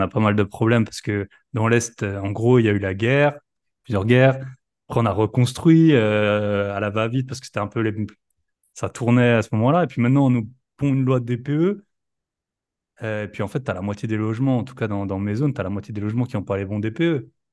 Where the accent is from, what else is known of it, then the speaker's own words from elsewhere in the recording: Alsace, Grand Est, France; moved away as an adult; Je suis alsacien aussi